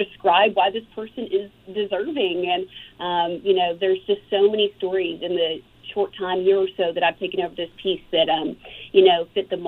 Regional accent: McMinnville, Tennessee, United States; I spent a lot of time growing up in McMinnville, Tennessee, at my great-grandmother's farm

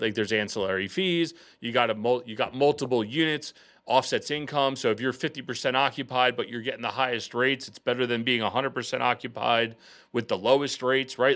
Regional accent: outside of Philadelphia, Pennsylvania, United States; moved away as an adult; now in Baltimore, United States; me and my business partner and I, we grew up outside of Philadelphia

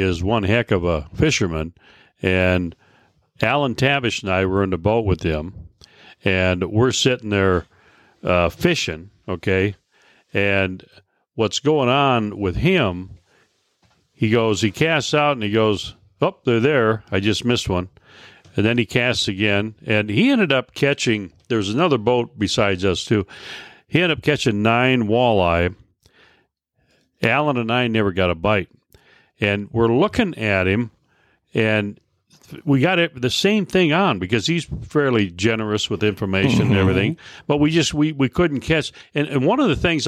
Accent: Midwest, United States; now in Missoula, United States; I was from the Midwest

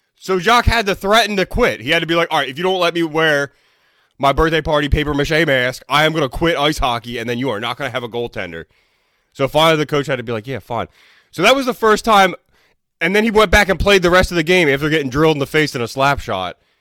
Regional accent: Philadelphia, Pennsylvania, United States; I'm from Philly

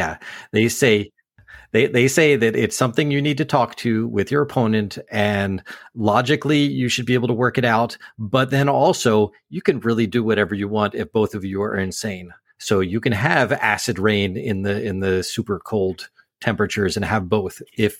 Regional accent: North Carolina, United States; I'm from North Carolina.

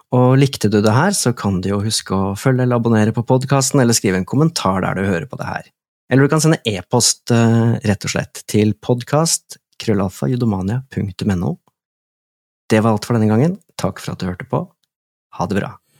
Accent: Drammen, Buskerud, Norway; jeg er fra Drammen

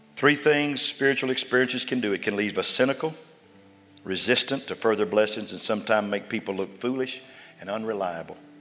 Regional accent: Sundown, Texas, United States; now in Austin, United States; I was raised in Sundown, Levelette

